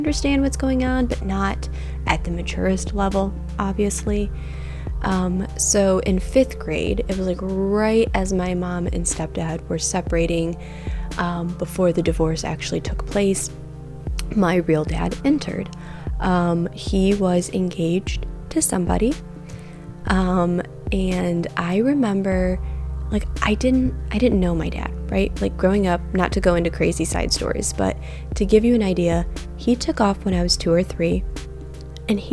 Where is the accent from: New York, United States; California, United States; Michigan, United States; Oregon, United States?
Michigan, United States; I grew up in Michigan.